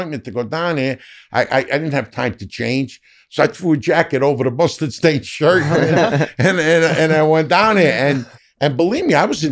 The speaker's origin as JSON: {"language": "English", "town": "New York City", "region": "New York", "country": "United States", "moved": "yes", "lives_now": "Los Angeles, United States", "said": "I'm from Harlem"}